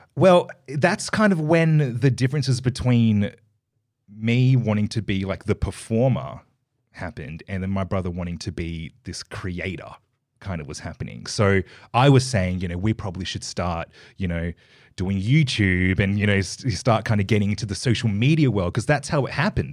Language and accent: English; Perth, Western Australia, Australia; I was born here, in Perth. I was born in Subi